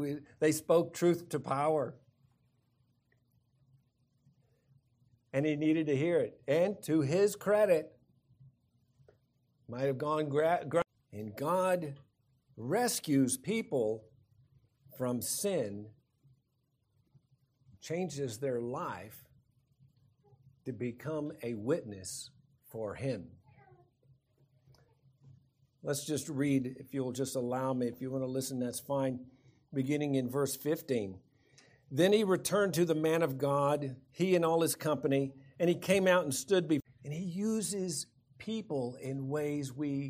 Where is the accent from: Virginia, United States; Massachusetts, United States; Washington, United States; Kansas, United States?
Kansas, United States; now in Colorado, United States; growing up in Kansas